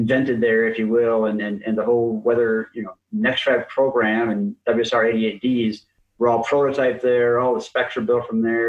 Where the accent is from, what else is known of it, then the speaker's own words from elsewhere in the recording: Minneapolis, Minnesota, United States; I grew up in Minnesota, actually, and in Minneapolis, St. Paul area